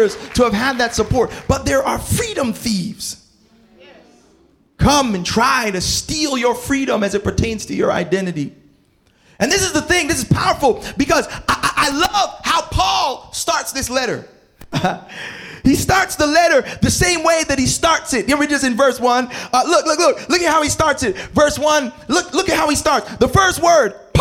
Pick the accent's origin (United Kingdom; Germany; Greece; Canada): Canada; Toronto, Ontario; moved away as an adult; also born or lived in New Jersey / Berrien Springs; growing up in Scarborough and Malvern